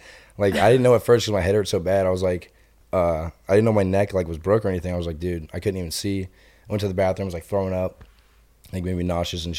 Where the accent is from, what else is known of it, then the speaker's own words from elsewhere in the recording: Ohio, United States; also born or lived in Alliance, Ohio; I'm actually from Ohio, too, but I live like an hour away from him. Like, I live in Alliance, Ohio